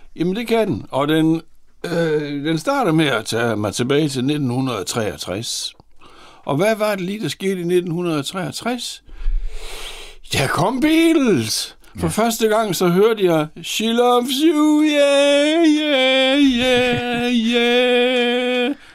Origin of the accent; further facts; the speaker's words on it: Horsens, Central Denmark Region, Denmark; Født og borgen i Horsens, på tredje sal i den strandgade